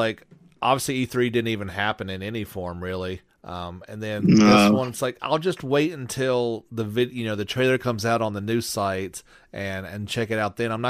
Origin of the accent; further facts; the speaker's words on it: United States; as an American